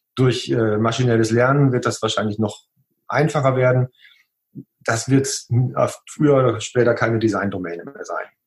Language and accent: German; Münsterland, North Rhine-Westphalia, Germany; moved away as an adult; now in Oberwesel, Germany; Gebürtig komme ich tatsächlich nicht hierher